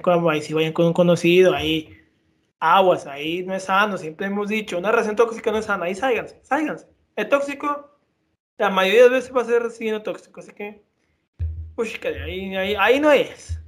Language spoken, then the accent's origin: Spanish; Mexico; somos respetados mexicanos